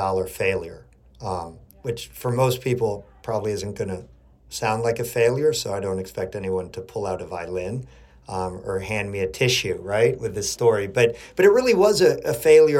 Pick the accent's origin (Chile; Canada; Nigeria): Chile; born or raised there; now in New York City, United States